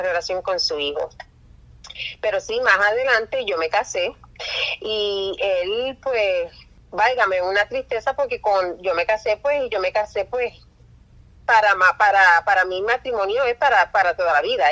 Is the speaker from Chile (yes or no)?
no; Puerto Rico; also born or lived in New York; yo nací en Nueva York y cuando yo tenía unos tres, cuatro años, mi papá decidió este, mudarse para Puerto Rico